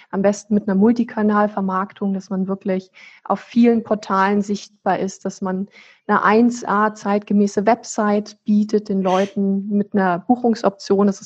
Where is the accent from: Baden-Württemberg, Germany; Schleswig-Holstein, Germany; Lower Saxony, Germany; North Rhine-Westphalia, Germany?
Schleswig-Holstein, Germany; Flensburg; Also ich, ich bin ja selber so ein deutsches Nordlicht. Ich komme hier aus Flensburg im Ursprung, das ist an der dänischen Grenze ganz oben